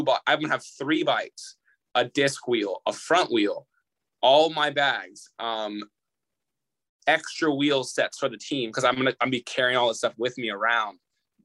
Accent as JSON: {"language": "English", "town": "Redlands", "region": "California", "country": "United States", "said": "I'm from Redlands"}